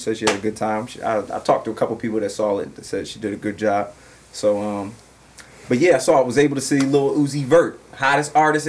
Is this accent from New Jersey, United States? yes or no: yes; New Jersey, United States; I'm not from Philly, I'm from Jersey